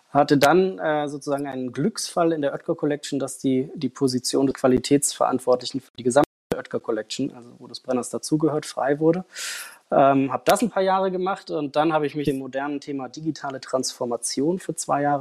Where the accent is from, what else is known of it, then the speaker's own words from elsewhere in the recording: Frankfurt, Hesse, Germany; Ich bin in Frankfurt aufgewachsen und habe da ähm, in einem Catering Service und auch in einem Hotel am Empfang gearbeitet.